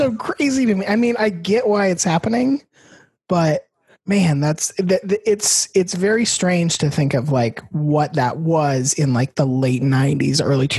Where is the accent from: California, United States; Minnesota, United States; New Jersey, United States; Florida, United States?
Florida, United States; Tampa; also born or lived in Gainesville, Florida; I was born in Gainesville, but we moved to Tampa when I was two. So for all realistic purposes, yeah, I was raised in Tampa.